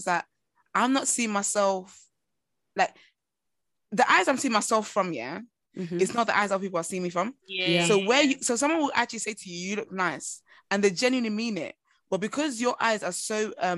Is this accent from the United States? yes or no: no; Nigeria; I'm Nigerian and I'm African.